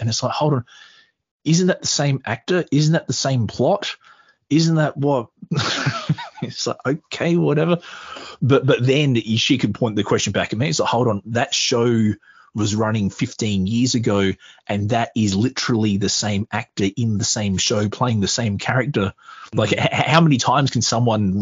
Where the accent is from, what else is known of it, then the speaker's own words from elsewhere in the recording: Australia; being Australian